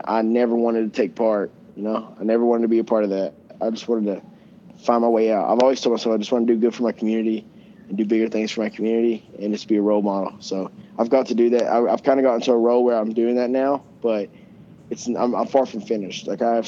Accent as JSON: {"language": "English", "town": "Coeburn", "region": "Virginia", "country": "United States", "tie": "born or raised there", "said": "I grew up in Coburn, but I grew up in an area in Coburn they call Riverview"}